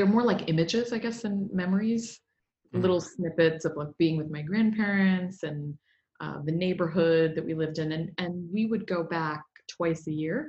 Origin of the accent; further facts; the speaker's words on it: Vestal, New York, United States; moved away as an adult; also born or lived in Mumbai, India / England; now in New York City, United States; we moved to upstate New York in the Finger Lakes when I was three. Mm. So that's where I grew up.